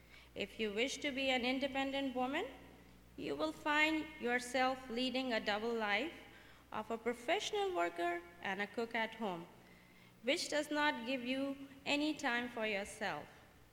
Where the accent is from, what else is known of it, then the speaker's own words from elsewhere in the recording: Pakistan; moved away as an adult; also born or lived in United Kingdom / Miami, United States; now in Savannah, United States; Okay, so the country I come from is Pakistan. I was born and raised in Pakistan as a Seventh-day Adventist. My grandfather was a pastor in a Seventh-day Adventist church. I spent some of my years in UK studying, and then 14 years ago, I moved to USA